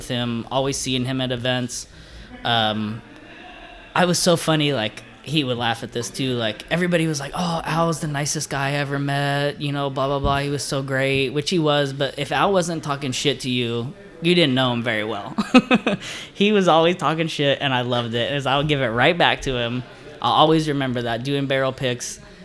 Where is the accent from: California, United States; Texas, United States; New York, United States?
California, United States; moved away; I'm from California